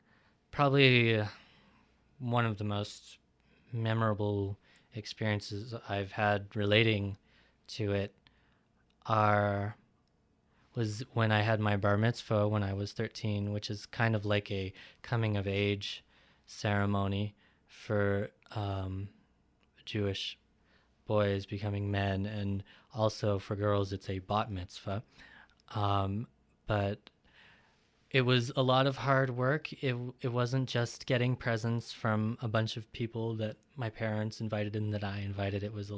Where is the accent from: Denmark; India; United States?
India; despite that I am from East India, I was adopted, so my family recently, about more than 5 years ago, converted to Judaism.